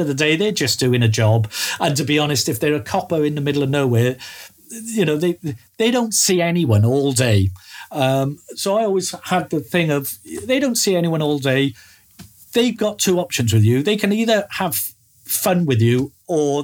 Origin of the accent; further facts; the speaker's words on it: Wales, United Kingdom; I come from Wales, and everything we have from the government is bilingual.